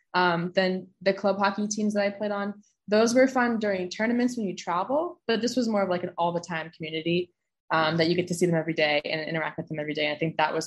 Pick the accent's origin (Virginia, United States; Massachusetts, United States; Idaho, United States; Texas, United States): Massachusetts, United States; Scituate; my hometown, from my town in Boston, from Scituate, Mass.